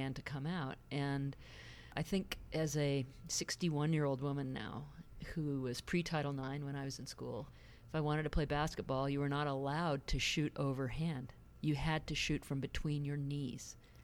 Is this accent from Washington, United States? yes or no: yes; Seattle, Washington, United States; born or raised there; also born or lived in England